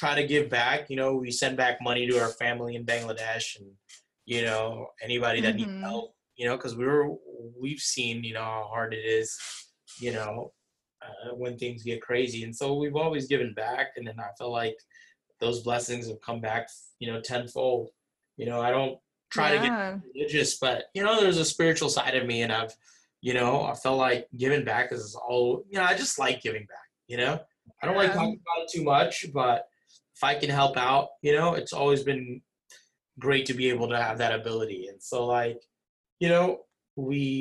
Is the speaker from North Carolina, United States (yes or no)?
no; Virginia Beach, Virginia, United States; also born or lived in Jackson Heights, Queens, New York; now in New Jersey, United States; neighborhoods I grew up in Virginia Beach